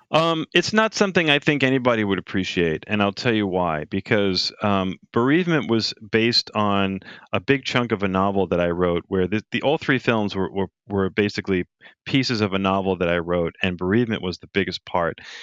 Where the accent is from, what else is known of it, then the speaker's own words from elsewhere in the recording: Long Island, New York, United States; my hometown of Long Island